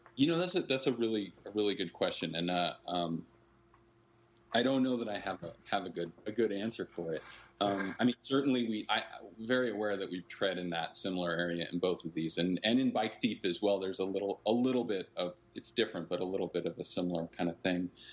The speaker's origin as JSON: {"language": "English", "region": "Northern California", "country": "United States", "tie": "born or raised there", "said": "We were growing up in Northern California, both of us"}